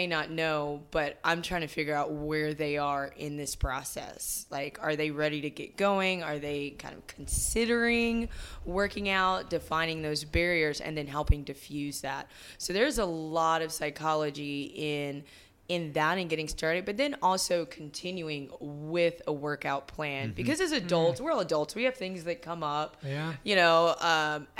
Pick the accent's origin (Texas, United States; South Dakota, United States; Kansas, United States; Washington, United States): Texas, United States; Friendswood; also born or lived in Houston / Dallas / Austin; I grew up in the Friendswood area, so south, kind of the suburbs there